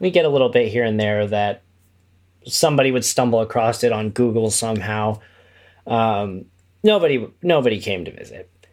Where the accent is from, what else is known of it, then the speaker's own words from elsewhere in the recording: Kokomo, Indiana, United States; moved away as an adult; also born or lived in Chicago; I'm originally from Indiana. Uh, I grew up in a town called Kokomo, which is about an hour north of Indianapolis